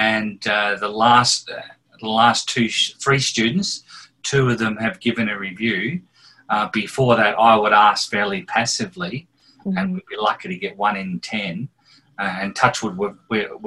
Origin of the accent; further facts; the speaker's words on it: Scotland, United Kingdom; I'm a Scottish person